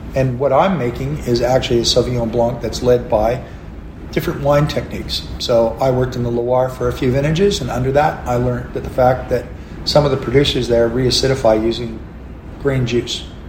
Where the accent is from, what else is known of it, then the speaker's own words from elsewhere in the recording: Canada; also born or lived in McLaren Vale, Australia; now in Australia; I look like a redneck Canadian